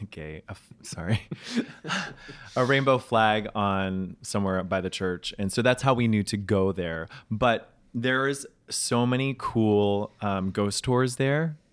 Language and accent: English; New York City, New York, United States; also born or lived in Charleston, South Carolina; I'm a New Yorker.